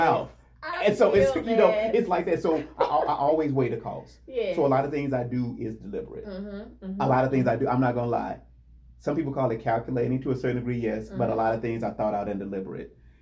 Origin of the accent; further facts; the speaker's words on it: Gary, Indiana, United States; I'm from the Midwest. I'm from Gary, Indiana